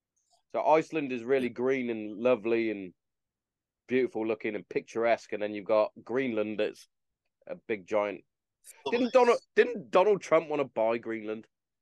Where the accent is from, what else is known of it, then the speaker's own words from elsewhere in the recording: England, United Kingdom; See, I go back to, because obviously being English, like even down to the football, like or soccer, it was just fucking amazing to watch.